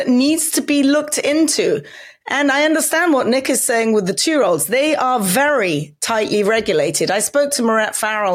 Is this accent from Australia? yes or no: no; England, United Kingdom; now in United States; I can remember growing up in England